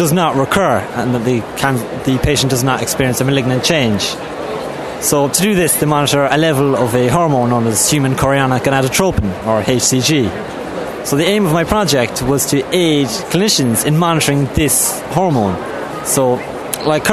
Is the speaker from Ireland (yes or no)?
yes; Crosshaven, Munster, Ireland; I'm from Cloistermore Rail Namara, Crosshaven, County Cork